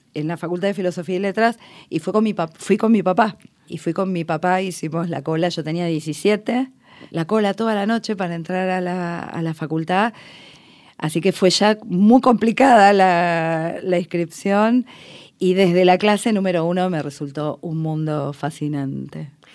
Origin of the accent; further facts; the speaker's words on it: Buenos Aires, Argentina; es el barrio de mi infancia, donde hice la escuela primaria